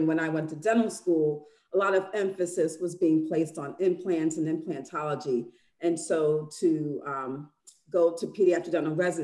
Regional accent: New York City, New York, United States; moved away; I'm originally from New York City

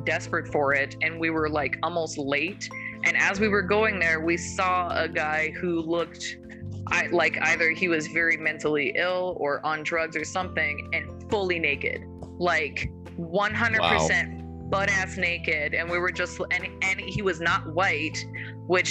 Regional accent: Calgary, Alberta, Canada; moved away as an adult; also born or lived in South Dakota / Colorado / Los Angeles; I'm from Calgary

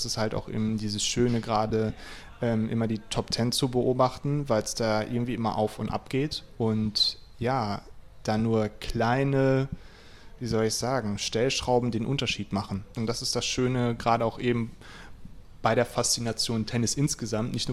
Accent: Lower Saxony, Germany; Ich komme aus Ostfriesland.

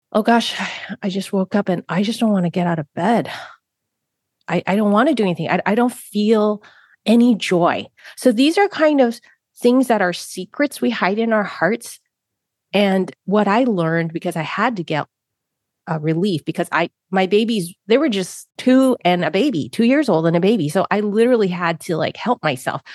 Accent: San Francisco, California, United States; I grew up in San Francisco, Chinatown. I was born in San Francisco, Chinatown

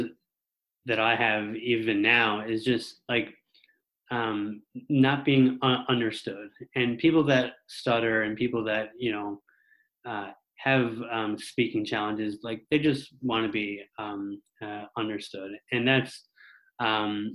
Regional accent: Mount Pearl, Newfoundland and Labrador, Canada; I'm from Mount Pearl, Newfoundland

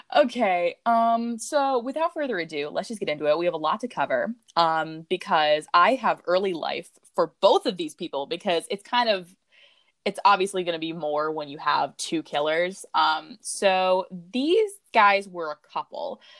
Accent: United States; we are from Murica

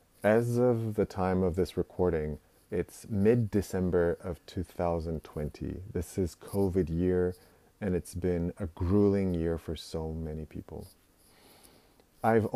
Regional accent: Portugal; moved away as an adult; also born or lived in Netherlands; now in Japan; I was born and raised in Portugal

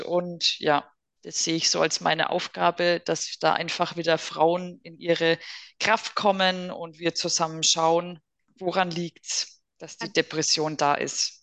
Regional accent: Germany; bei uns in Deutschland

